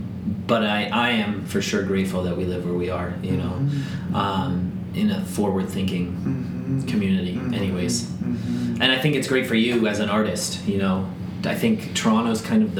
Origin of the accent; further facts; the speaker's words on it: Northern Ireland, United Kingdom; And I'm Irish, but Northern Ireland never makes the World Cup